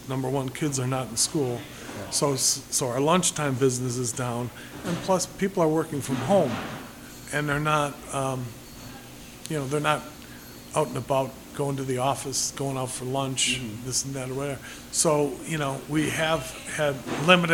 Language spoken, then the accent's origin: English; Des Plaines, Illinois, United States; also born or lived in Chicago; now in Crystal Lake, United States; I grew up in Des Plaines